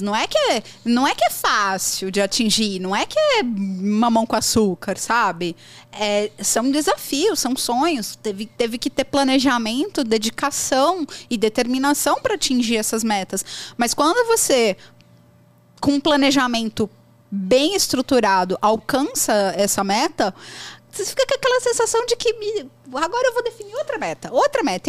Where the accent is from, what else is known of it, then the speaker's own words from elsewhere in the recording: Brazil; accent: Brazilian; eu tenho sotaque fortíssimo brasileiro. Qualquer pessoa que me ouvir vai saber que eu sou brasileira